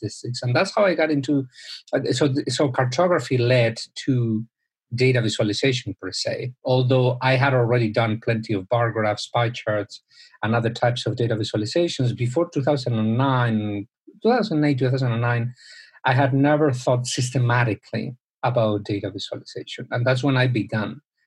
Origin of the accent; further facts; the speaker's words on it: Spain; moved away; I'm originally from Spain